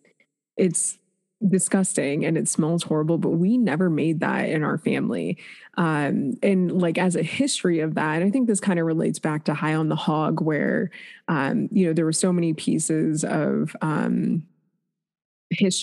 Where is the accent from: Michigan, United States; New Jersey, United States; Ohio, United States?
Ohio, United States; Shaker Heights; also born or lived in Cleveland, Ohio; born in Cleveland, raised in Shaker Heights, which is right outside of Cleveland